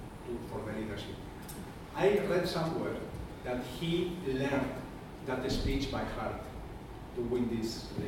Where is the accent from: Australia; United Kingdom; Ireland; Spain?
Spain; I'm from Spain.